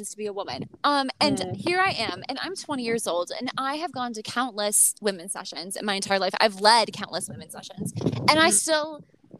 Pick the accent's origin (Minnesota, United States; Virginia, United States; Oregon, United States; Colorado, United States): Minnesota, United States; I'm from Minnesota